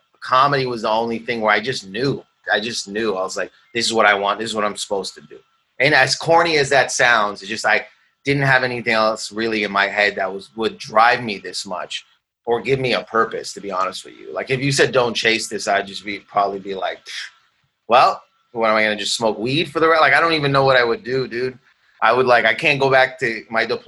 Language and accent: English; Windsor, Ontario, Canada; moved away; also born or lived in Toronto; I grew up in Windsor. I grew up around my family's Middle Eastern.